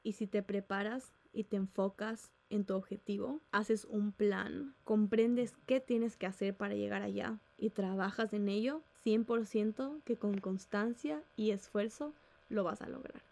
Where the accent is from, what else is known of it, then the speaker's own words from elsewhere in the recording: Ecuador; en Ecuador, donde yo vivo